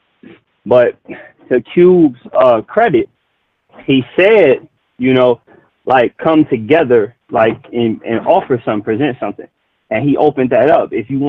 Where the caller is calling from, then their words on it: Chicago, Illinois, United States; I'm out of Chicago with it.